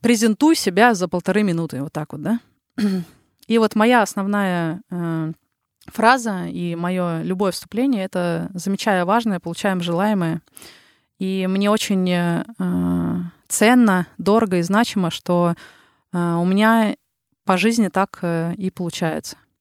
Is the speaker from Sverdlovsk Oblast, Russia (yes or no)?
yes; Yekaterinburg, Sverdlovsk Oblast, Russia; accent: Ural; moved away as an adult; also born or lived in Saint Petersburg, Russia; now in Helsinki, Finland; я родом э, с Урала, и 11 лет э, жила как … из Екатеринбурга меня называли